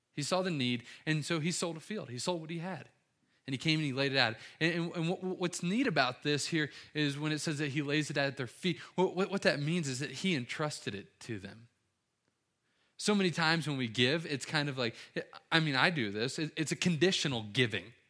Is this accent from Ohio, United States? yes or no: yes; Cincinnati, Ohio, United States; I'm from Cincinnati